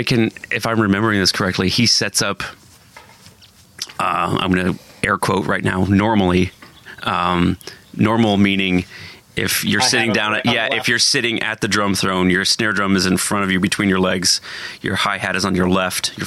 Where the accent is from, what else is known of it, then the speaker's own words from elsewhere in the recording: Bloomington, Indiana, United States; now in San Francisco, United States; I'm from Bloomington, Indiana.